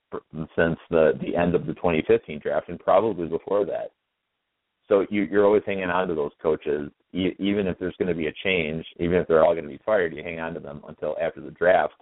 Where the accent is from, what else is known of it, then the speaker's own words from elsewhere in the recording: Jensen Beach, Florida, United States; also born or lived in Chicago suburbs, Illinois; now in Chicago, United States; I spent a fair amount of my time growing up in Jensen Beach, Florida, and now I live in pretty much the opposite of Jensen Beach up here in the suburbs of Chicago